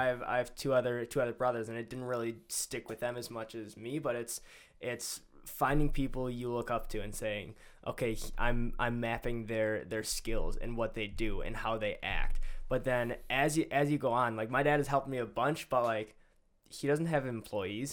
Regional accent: Greendale, United States; I'm from Greendale High School

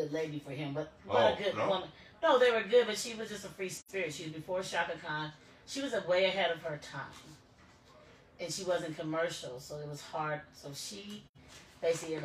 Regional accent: Midwest, United States; moved away; also born or lived in the South; I'm from the Midwest, went to school in the South

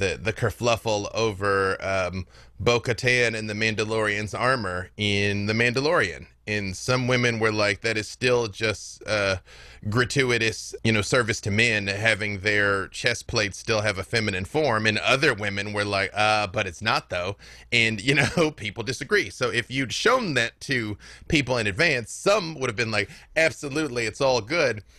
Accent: Little Rock, Arkansas, United States; I'm from Little Rock, Arkansas

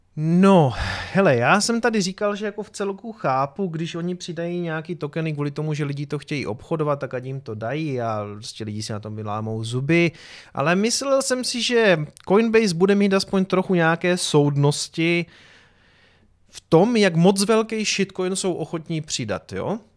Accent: Prostějov, Olomouc Region, Czechia; z Prostějova

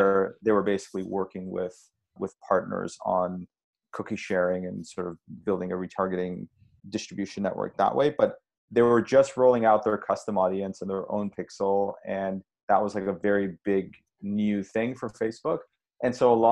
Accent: Montreal, Quebec, Canada; we grew up in Montreal

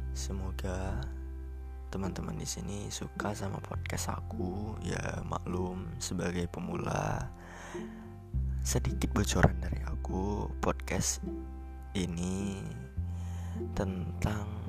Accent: Aceh, Indonesia; aku di sini asalnya dari Aceh, merupakan mahasiswa semester 2 dari salah satu PTN yang ada di Aceh.

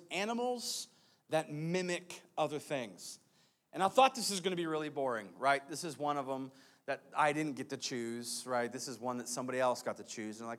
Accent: United States; we are American people, so we speak we speak English.

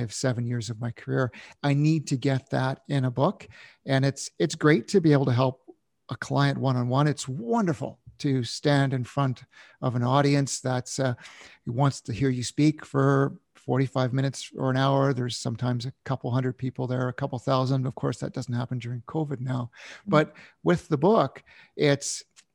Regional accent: Canada; My father was in the military, growing up in Canada

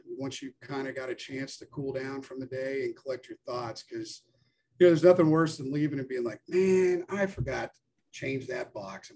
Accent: Atlanta, Georgia, United States; I'm originally from Atlanta, so I have the Chattahoochee that runs through here

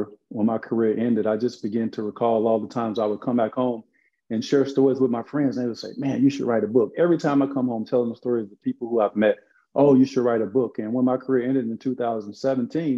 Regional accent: Arkansas, United States; the projects that I grew up in Arkansas

